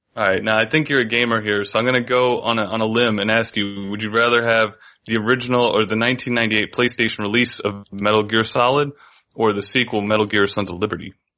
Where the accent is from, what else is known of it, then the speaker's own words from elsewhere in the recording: Florida, United States; I'm from Florida, yeah. man. I'm a subtropical environment guy